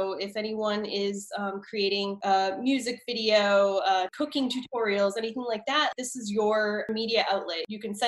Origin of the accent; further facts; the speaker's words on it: Massachusetts, United States; I was from Eastern Mass, up and down the South Shore. Yep. My Boston accent is gone because I was in theater and chorus, and I had to say my R's, but my whole family has the Boston accent.